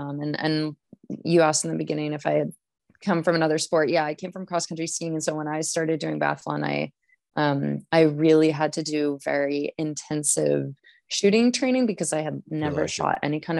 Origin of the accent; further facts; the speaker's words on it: Maine, United States; now in Lake Placid, United States; I am from Maine originally, but I don't okay. live in Maine anymore. I'm actually in okay. Lake Traitor. Placid, New York.